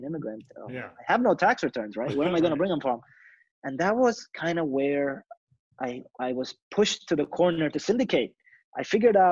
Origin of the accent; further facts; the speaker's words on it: Dubai, United Arab Emirates; English is a second language; moved away as an adult; now in United States; I'm from Dubai.